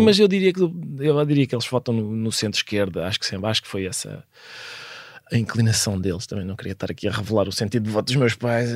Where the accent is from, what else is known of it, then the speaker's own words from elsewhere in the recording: Lisbon, Portugal; also born or lived in Viana do Castelo; parecia-me que os meus tios do norte resistiam melhor aos elementos do que nós, de Lisboa